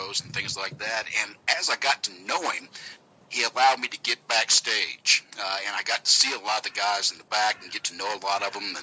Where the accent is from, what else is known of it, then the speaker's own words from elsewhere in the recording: Georgia, United States; accent: southern accent from Georgia; my accent's a little bit different than they're used to. It's a southern accent from Georgia